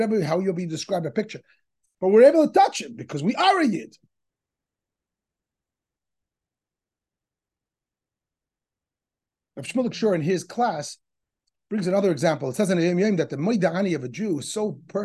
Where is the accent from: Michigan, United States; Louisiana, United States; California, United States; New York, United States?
New York, United States; New York City; when I was a kid growing up in Crown Heights